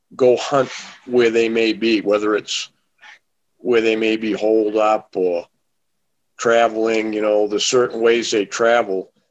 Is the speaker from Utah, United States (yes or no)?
no; southern Maine, United States; I'm from Maine, grew up in Maine